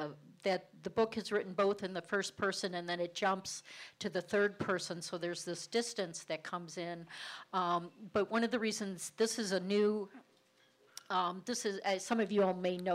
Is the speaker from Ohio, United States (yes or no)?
yes; Cleveland, Ohio, United States; accent: Cleveland; my Cleveland accent